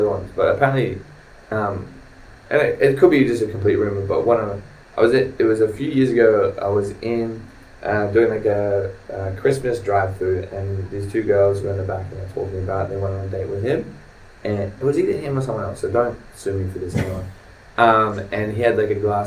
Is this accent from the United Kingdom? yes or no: no; New Zealand; born or raised there; moved away